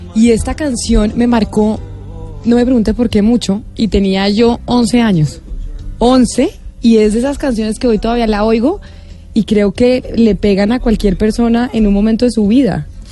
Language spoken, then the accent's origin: Spanish; Bogotá, Colombia; yo vivía en Bogotá, yo soy de Bogotá